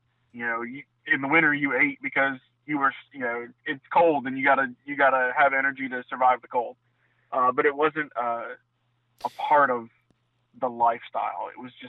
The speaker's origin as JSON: {"language": "English", "region": "Ohio", "country": "United States", "also_born_or_lived": "Central Florida", "said": "Like I said, I came from Northeast Ohio."}